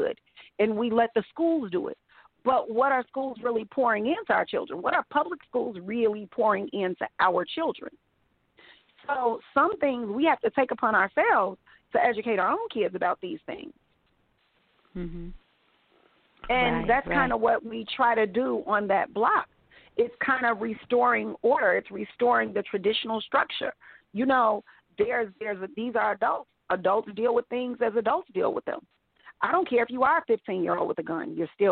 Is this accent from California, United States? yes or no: no; Chicago, Illinois, United States; I grew up, like, in the hood. But I went to school. I went to Jewish day school, like, on the other side of town. It was, like, a completely different Chicago